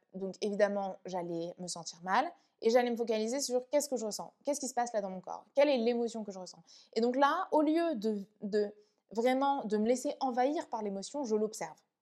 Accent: France; also born or lived in Vietnam; je suis rentrée en France. Euh, à mes deux ans, je suis allée vivre chez mes grands-parents pendant un an. Ensuite, je suis allée vivre avec ma mère

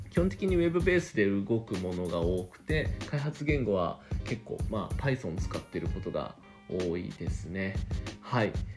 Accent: Osaka, Japan; accent: Kansai dialect; 大阪生まれ、大阪育ちでコテコテの関西人ですね。えっ、とでなのでちょいちょい関西弁が出ます

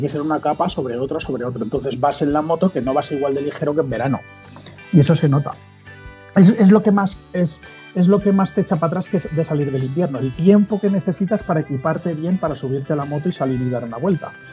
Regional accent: Mallorca, Balearic Islands, Spain; now in Madrid, Spain; soy de Mallorca

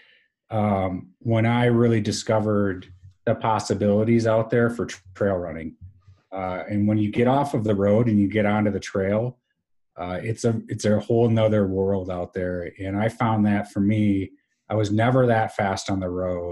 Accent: Wisconsin, United States; Wisconsin and an amazing college, you're right, my hometown

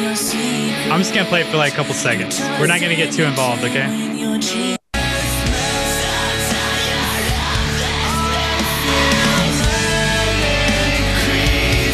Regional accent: Albemarle, North Carolina, United States; also born or lived in California / Charlotte, North Carolina; Originally, I'm from California, but like I've lived in North Carolina since. For like 20 plus years.

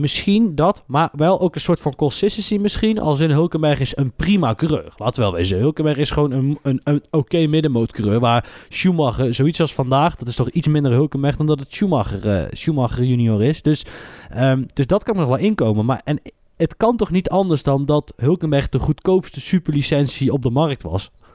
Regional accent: Netherlands; wij zijn Nederlanders

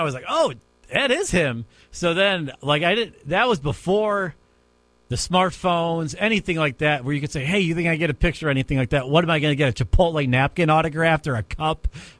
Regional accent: Cleveland, Ohio, United States; growing up in Cleveland

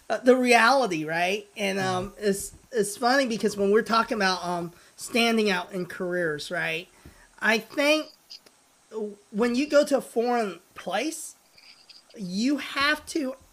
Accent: Springfield, Missouri, United States; also born or lived in Hong Kong; I'm from Springfield, Missouri. you know? So, I mean, it's not the most diverse town in the world, right? So, diversity, I grew up playing with kids who are Caucasians, majority

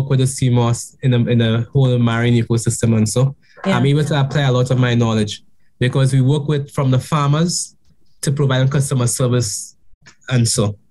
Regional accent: Grenada; being a Grenadian

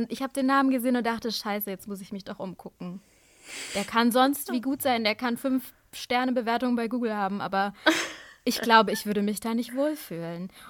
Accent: Pakistan; wie cool, pakistanischer Arzt, ich komme aus Pakistan, super, direkt um die Ecke

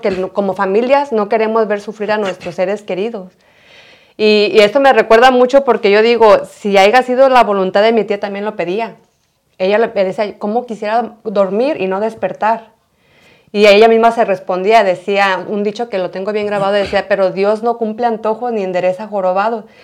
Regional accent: Mexico; nosotros como mexicanos

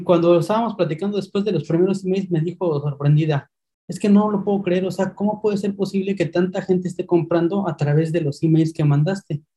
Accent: Mexico City, Mexico; moved away as an adult; now in Spain; soy de México, soy originario de la Ciudad de México y migré hace unos meses hacia España

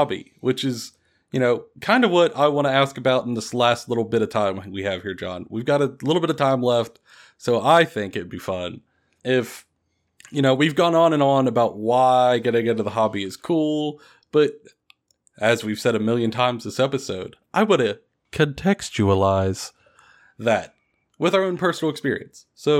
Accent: Kentucky, United States; So I grew up here in Kentucky in a fairly small town

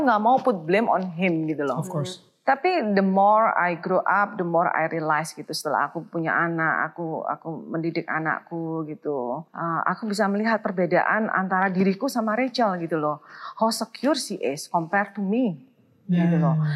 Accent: Surabaya, East Java, Indonesia; moved away as an adult; also born or lived in Sydney, Australia; now in Jakarta, Indonesia; Surabaya tentunya ya, kota asal aku.

